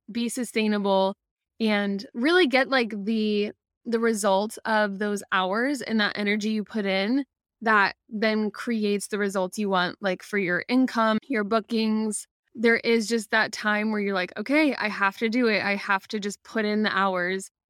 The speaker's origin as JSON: {"language": "English", "region": "Midwest", "country": "United States", "also_born_or_lived": "Ohio", "moved": "as an adult", "lives_now": "Florida, United States", "said": "I'm originally from the Midwest"}